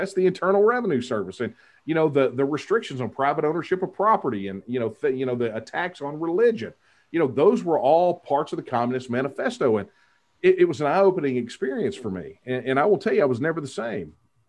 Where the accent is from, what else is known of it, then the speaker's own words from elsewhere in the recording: Texas, United States; my hometown. It was a hometown, a little over 5,000 people